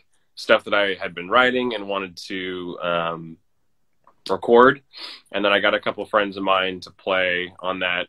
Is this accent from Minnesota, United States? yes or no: no; Omaha, Nebraska, United States; moved away as an adult; now in Nashville, United States; I'm originally from Nebraska, so Omaha, Nebraska.